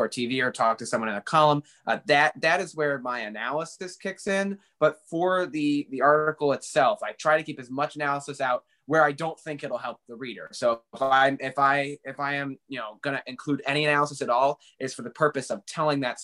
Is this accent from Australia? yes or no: no; New Hartford, New York, United States; also born or lived in Buffalo, New York / West Winfield, New York; I was born in Buffalo, New York, but we moved here when I was 7 months old. I lived in out in West Winfield for a while. It's about 20 minutes outside of Utica. And then we moved to New Hartford when I was, you know, pretty young, and been there ever since.